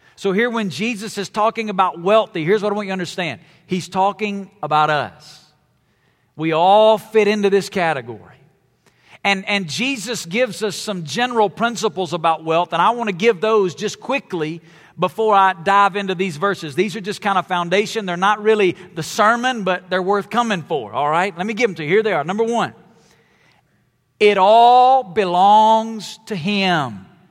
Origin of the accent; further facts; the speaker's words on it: Alabama, United States; I grew up in Alabama